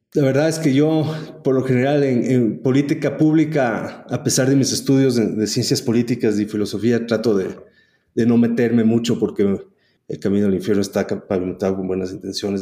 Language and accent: Spanish; Ecuador; also born or lived in United States / El Salvador / San Francisco; vinimos al Ecuador y me crié aquí.